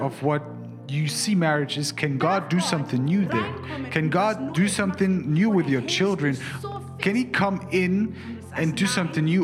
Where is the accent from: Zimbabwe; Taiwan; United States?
Zimbabwe; now in Germany; I didn't grow up in Germany. I'm from Zimbabwe.